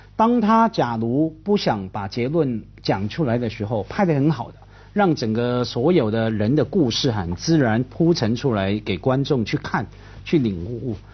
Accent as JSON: {"language": "Chinese", "country": "Hong Kong", "said": "我们在香港啊，我是看着叶德娴长大的"}